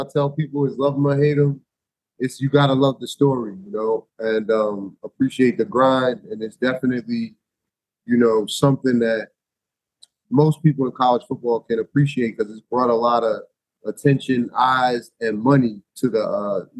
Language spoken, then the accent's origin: English; New Jersey, United States; I'm from Jersey